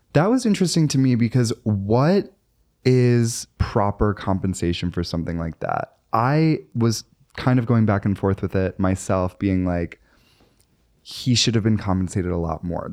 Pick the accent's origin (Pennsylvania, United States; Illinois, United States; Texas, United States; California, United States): Illinois, United States; Chicago suburbs; now in New York City, United States; I say I'm from Chicago when really I'm, like, from the burbs